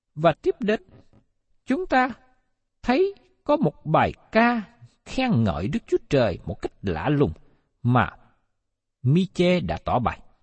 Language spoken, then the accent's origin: Vietnamese; Vietnam; người Việt của chúng ta